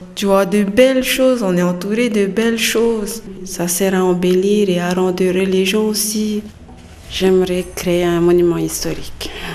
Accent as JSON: {"language": "French", "region": "Windward Islands", "country": "French Polynesia", "moved": "as an adult", "lives_now": "Tahiti, French Polynesia", "said": "Je suis de Moria. Je suis arrivée ici le 9 mai de cette année"}